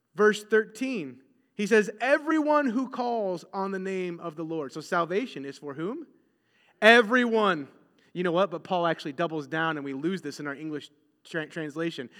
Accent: United States; we are very American in our mindsets

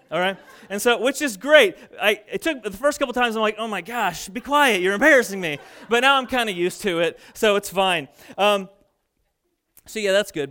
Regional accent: Fairfield, United States; my hometown of Fairfield

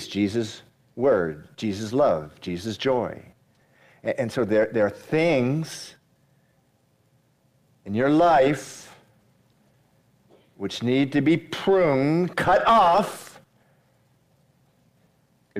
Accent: Massachusetts, United States; moved away; also born or lived in Miami; I grew up in Massachusetts, moved away. Eventually made my way to Miami

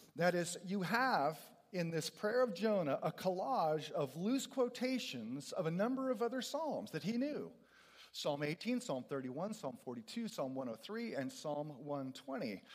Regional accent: California, United States; I'm a Californian

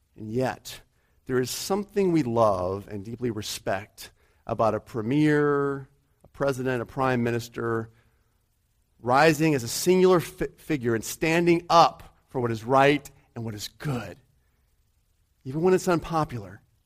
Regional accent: United States; she likes to rib me for being American.

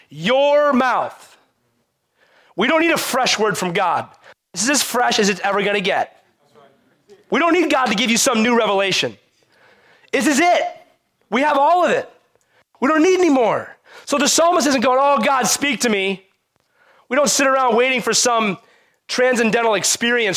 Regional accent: United States; as American Christians

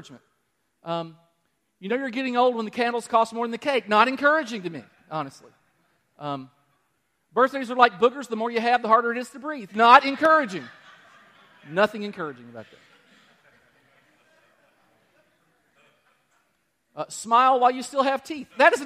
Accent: Danville, Kentucky, United States; Danville, my hometown.

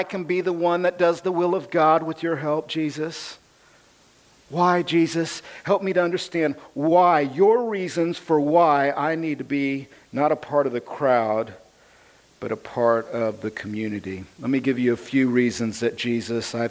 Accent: United States; I'm American

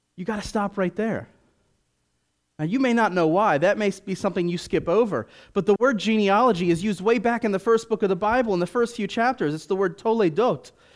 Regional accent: Washington, District of Columbia, United States; now in Chicago, United States; I was raised in Washington, D C

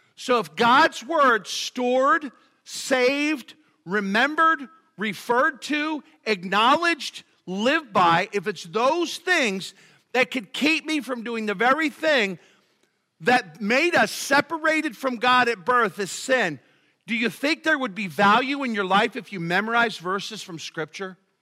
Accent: Philadelphia, Pennsylvania, United States; growing up in Philadelphia

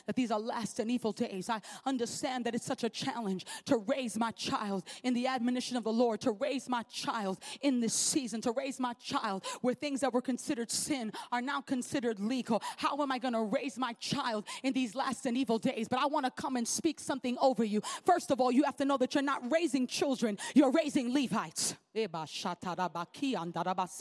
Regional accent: New York City, New York, United States; I know I'm in PA, but we're from Brooklyn

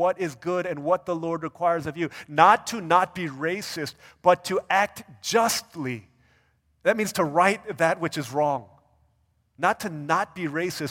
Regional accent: United States; as Asian American people

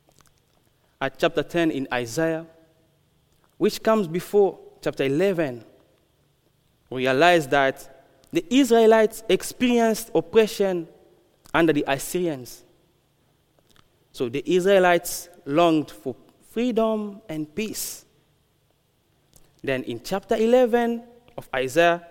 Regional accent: Republic of the Congo; moved away; I'm from the Congo. I'm from the Republic of Congo

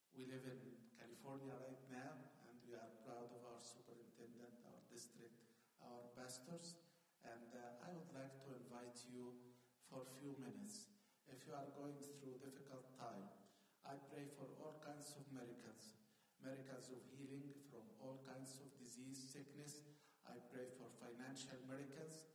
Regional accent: Asyut, Asyut Governorate, Egypt; moved away as an adult; now in United States; came to my city where I was born in Egypt

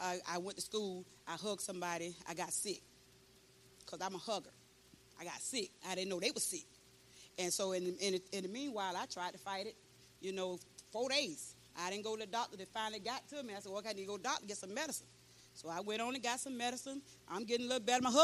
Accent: St. Petersburg, Florida, United States; moved away as an adult; now in Bronson, United States; I come from St. Pete

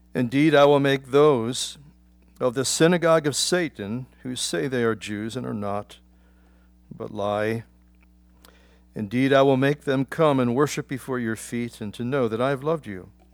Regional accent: Philadelphia, Pennsylvania, United States; I grew up in Philadelphia

